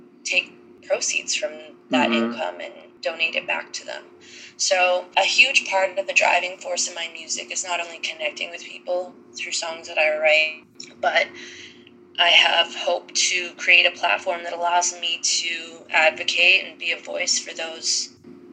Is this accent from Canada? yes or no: yes; Thunder Bay, Ontario, Canada; moved away as an adult; now in Nashville, United States; I am originally from Thunder Bay, Ontario, Canada